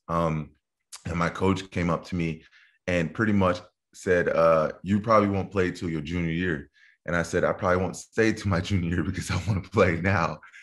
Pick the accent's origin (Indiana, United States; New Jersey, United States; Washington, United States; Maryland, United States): New Jersey, United States; also born or lived in Dallas, Texas; Grew up my early years in New Jersey